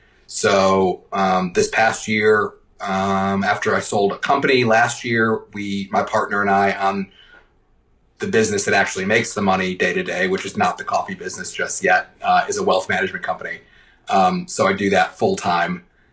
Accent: New York, United States; moved away as an adult; now in Charlotte, United States; I grew up in New York. Came to Charlotte about a decade ago, actually this year. Came for work.

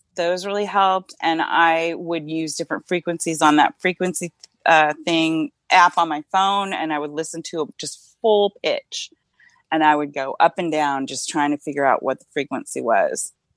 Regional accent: Northern California, United States; also born or lived in Modesto, California / Davis, California / Vacaville, California / Laguna Niguel, California; I grew up in Northern California

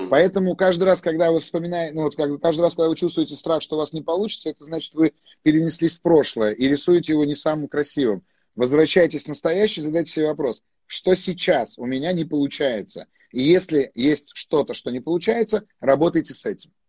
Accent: Armenia; Ну, естественно, я армянин, куда же мне деваться?

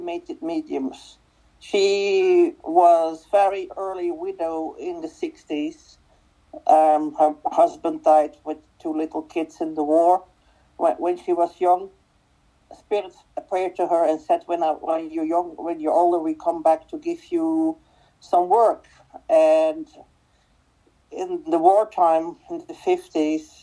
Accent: Belgium; first language Dutch; English is a second language; my native language is Dutch

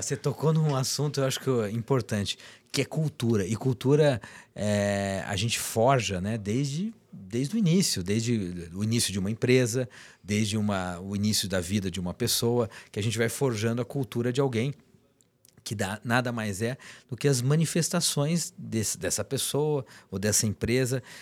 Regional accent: Taubaté, São Paulo, Brazil; Eu sou de Taubaté, eu digo que é a capital caipira do país

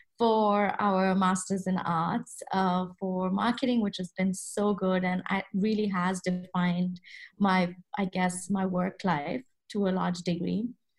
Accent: Kuwait; also born or lived in India / Boston, United States; So as you know, I grew up in the Middle East, in Kuwait to be specific, but I'm of Indian origin.

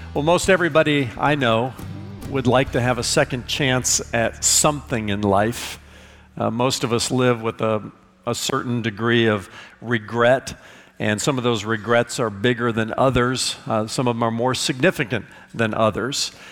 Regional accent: Indiana, United States; I'm from Indiana

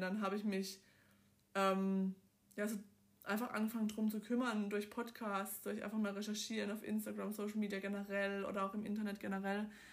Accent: Southern Germany, Germany; ich komme aus dem Süden von Deutschland, aus dem Partnerländler

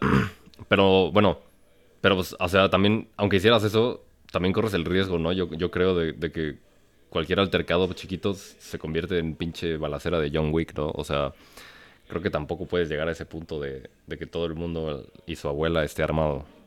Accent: Mexico; siendo mexicano

